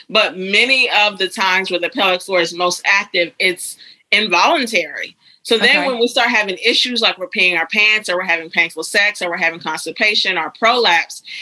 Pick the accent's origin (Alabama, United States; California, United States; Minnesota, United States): Alabama, United States; Huntsville; I grew up in Alabama. Small town. Well, it's a city called Huntsville in northern Alabama.